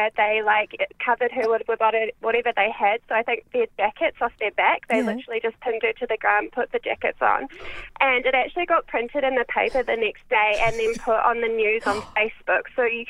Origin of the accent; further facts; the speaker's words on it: New Zealand; now in Hornsby, Australia; I'm from New Zealand originally.